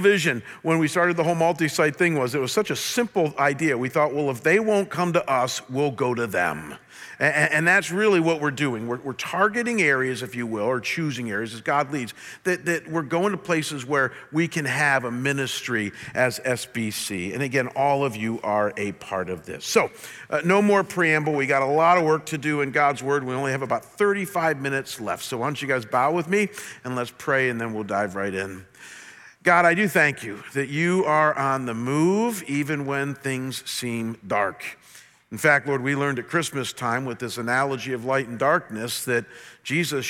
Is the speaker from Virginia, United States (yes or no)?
no; a small town outside of Cleveland, Ohio, United States; growing up in a small town outside of Cleveland